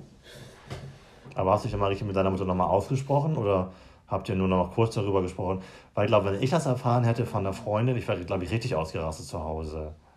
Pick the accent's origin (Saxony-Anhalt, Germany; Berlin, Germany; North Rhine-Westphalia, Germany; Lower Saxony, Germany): Lower Saxony, Germany; Lüneburg Heath; bin wieder aufgewachsen auf dem Dorf